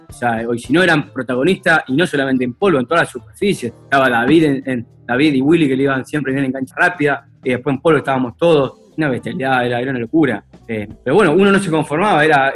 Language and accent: Spanish; Rufino, Santa Fe, Argentina; also born or lived in Venado Tuerto; yo nací en Rufino, venado torto